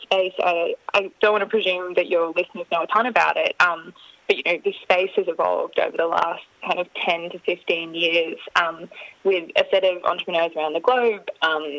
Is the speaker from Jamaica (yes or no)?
no; Australia; Australians have that really lovely, like, combination of being very friendly. We love jokes.